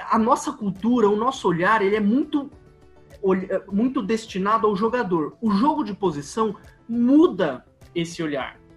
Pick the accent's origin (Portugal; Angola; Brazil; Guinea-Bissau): Brazil; São Paulo; É, eu sou de São Paulo. São Paulo tem uma cultura de futebol muito, muito, muito diferente da cultura do Rio.